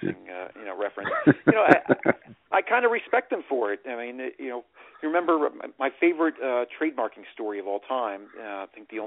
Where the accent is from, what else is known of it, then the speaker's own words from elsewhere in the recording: Long Island, New York, United States; I was like prime growing up on Long Island